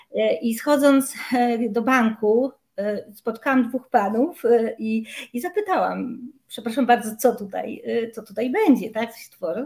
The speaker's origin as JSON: {"language": "Polish", "region": "Silesian Voivodeship", "country": "Poland", "tie": "born or raised there", "said": "pochodzę z Górnego Śląska"}